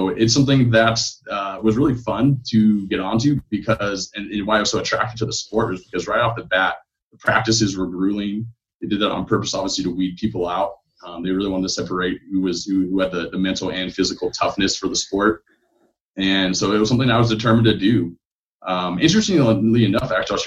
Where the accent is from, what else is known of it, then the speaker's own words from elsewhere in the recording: Ventura, California, United States; moved away as an adult; also born or lived in Seattle, Washington / Boise, Idaho / Las Vegas, Nevada / Portland; I grew up in Southern California. My hometown's Ventura